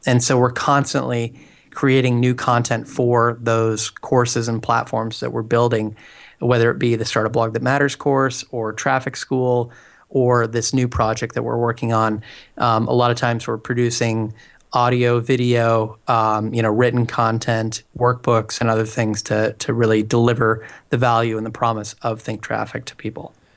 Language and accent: English; Portland, Oregon, United States; moved away as an adult; now in San Francisco, United States; I'm originally from the Portland, Oregon area